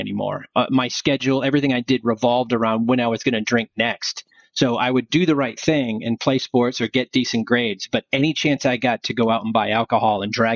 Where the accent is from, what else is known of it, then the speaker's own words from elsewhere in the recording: Freetown, Massachusetts, United States; We were a tri-town high school, Assonet, Freetown, and Lakeville